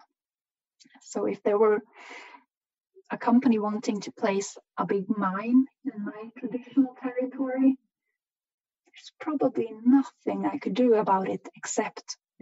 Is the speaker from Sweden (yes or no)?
yes; Swedish Sápmi, Sweden; I'm from the Swedish side of Sápmi